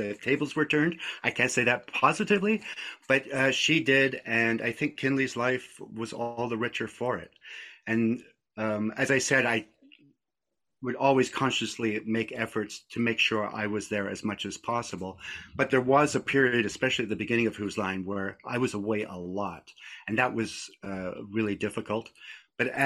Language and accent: English; Scotland, United Kingdom; moved away; My family was, we were a Scottish family. I was born in Scotland